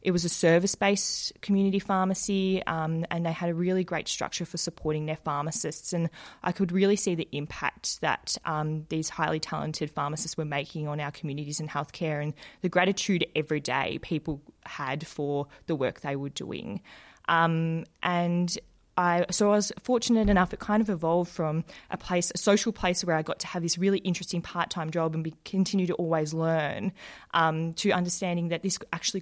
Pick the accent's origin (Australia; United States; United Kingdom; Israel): Australia; Werribee, Victoria; I worked in a community pharmacy in my hometown of Werribee in Melbourne.